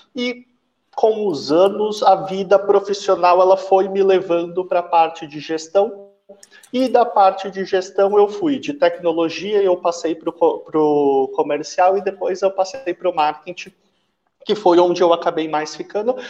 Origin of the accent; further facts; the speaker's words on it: São Paulo, Brazil; now in Triângulo Mineiro, Brazil; hoje eu estou no Triângulo, só que eu sou de São Paulo, meu, meu sotaque já entrou eu não sou daqui